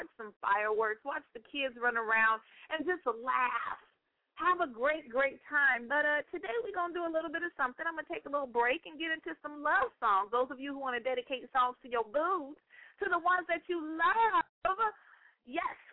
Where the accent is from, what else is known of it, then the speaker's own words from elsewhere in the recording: Northern California, United States; moved away; That's my hometown, y'all. And I came back home for a little bit.